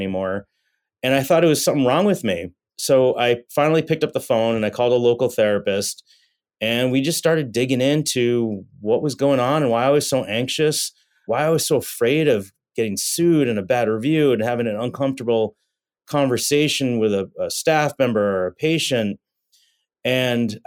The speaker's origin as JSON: {"language": "English", "region": "Massachusetts", "country": "United States", "tie": "born or raised there", "said": "I grew up in Massachusetts"}